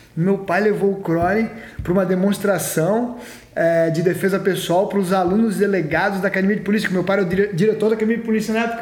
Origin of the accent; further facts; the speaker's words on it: Florianópolis, Santa Catarina, Brazil; eu cresci em Floripa lá